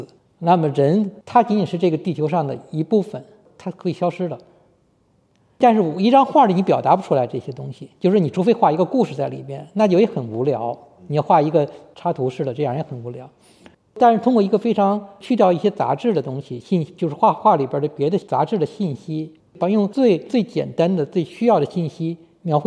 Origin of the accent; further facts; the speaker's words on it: China; 作为一个中国人来说，其实呢离那个差距是很远的。